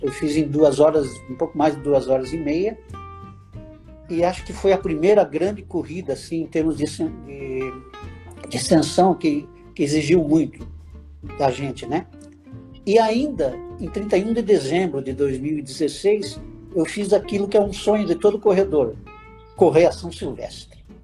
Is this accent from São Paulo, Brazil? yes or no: no; Paranaguá, Paraná, Brazil; moved away as an adult; also born or lived in Curitiba / Brasília; now in Santa Catarina, Brazil; Eu sou paranaense, nasci em Paranaguá.